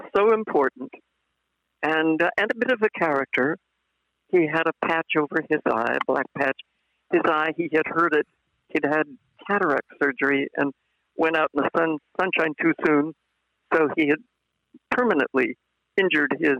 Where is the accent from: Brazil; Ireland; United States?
Ireland; I was Irish